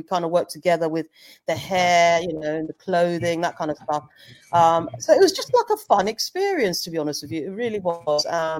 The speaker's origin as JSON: {"language": "English", "country": "Zambia", "said": "because I'm from Zambia, so that's where my folks are."}